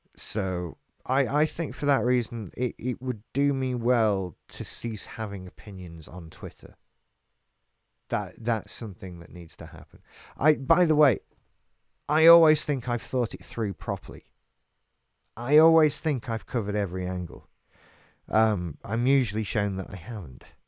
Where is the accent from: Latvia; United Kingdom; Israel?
United Kingdom; England; I'm English. I live in Great Britain.